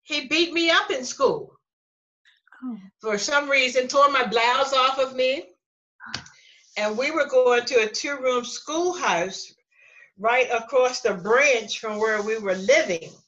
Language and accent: English; Lutherville, Cockeysville, Maryland, United States; we came from Lutherville, Cockeysville